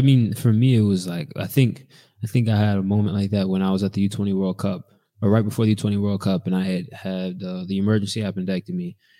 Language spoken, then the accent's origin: English; United States; moved away as an adult; now in Belgium; I am from America